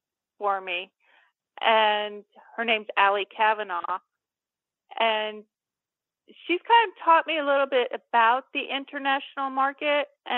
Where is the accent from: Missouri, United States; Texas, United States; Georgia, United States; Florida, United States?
Missouri, United States; Cape Girardeau; they filmed that movie in my hometown, Cape Girardeau